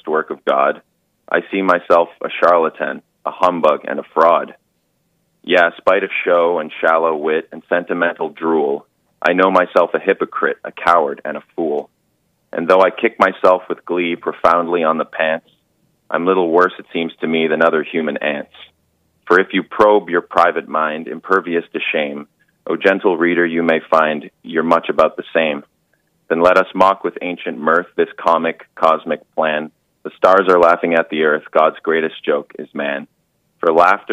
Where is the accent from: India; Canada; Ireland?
Canada; I'm Canadian